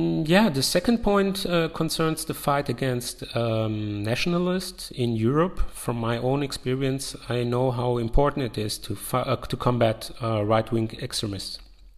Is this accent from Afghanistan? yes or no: yes; Afghanistan; also born or lived in Yugoslavia; I'm originally came from Afghanistan and grew up in former Yugoslavia.